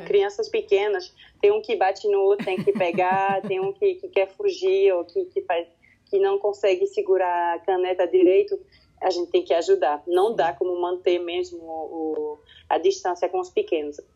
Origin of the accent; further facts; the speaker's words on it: French-speaking Switzerland, Romandy, Switzerland; first language French; Portuguese is a second language; a minha língua materna é francês. Certo. Eu cresci aqui na Suíça, na parte que fala francês